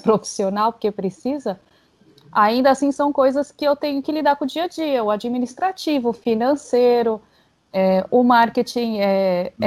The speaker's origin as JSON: {"language": "Portuguese", "region": "São Paulo", "country": "Brazil", "said": "eu sou de São Paulo"}